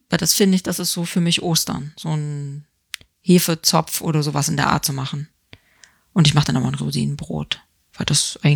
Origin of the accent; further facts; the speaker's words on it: East Germany, Germany; ich komme ja aus der DDR